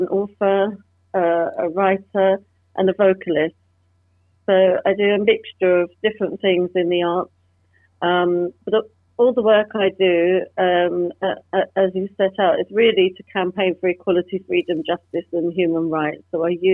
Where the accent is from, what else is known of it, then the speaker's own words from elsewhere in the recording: London, United Kingdom; growing up in London in the 70s and 80s, I experienced discrimination firsthand